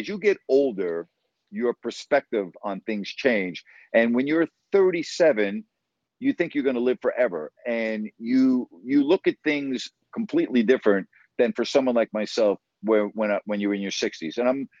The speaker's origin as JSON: {"language": "English", "region": "New York", "country": "United States", "tie": "born or raised there", "also_born_or_lived": "Sacramento, California", "moved": "as an adult", "said": "I say I'm from New York. I say I'm from Sacramento because I only lived in New York for 18 years. Yeah, New York, I mean, yeah, it's special. I was born there. I was raised there."}